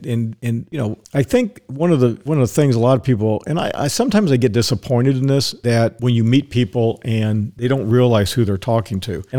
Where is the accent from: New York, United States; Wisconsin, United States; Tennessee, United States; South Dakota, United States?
Wisconsin, United States; Milwaukee; now in Tampa, United States; But when I started in law enforcement, when I came down from Milwaukee to Tampa, they still had massive Rolodexes.